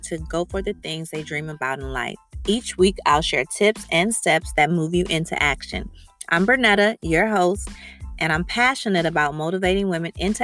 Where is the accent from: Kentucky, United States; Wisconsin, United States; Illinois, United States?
Illinois, United States; Evanston; I'm from Evanston, Illinois